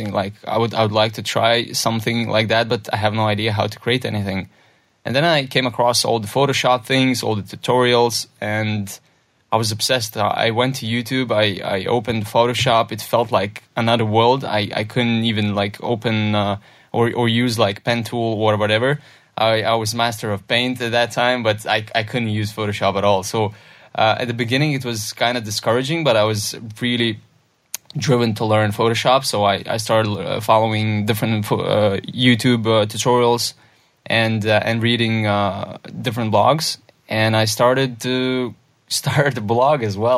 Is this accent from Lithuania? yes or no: yes; Lithuania; it started in a very little village in Lithuania